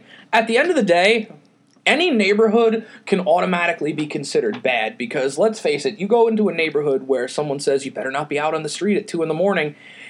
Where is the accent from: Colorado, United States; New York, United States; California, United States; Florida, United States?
New York, United States; New York City; as a New Yorker who has grown up in these neighborhoods, has hung out in these neighborhoods